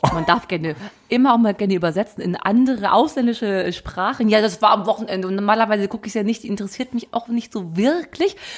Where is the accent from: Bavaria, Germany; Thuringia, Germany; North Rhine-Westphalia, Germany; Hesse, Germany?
North Rhine-Westphalia, Germany; Brilon; aus meinem Heimatort